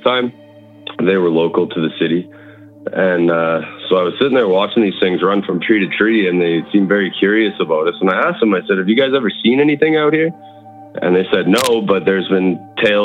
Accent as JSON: {"language": "English", "region": "Manitoba", "country": "Canada", "also_born_or_lived": "Brandon, Manitoba", "said": "I'm from Manitoba"}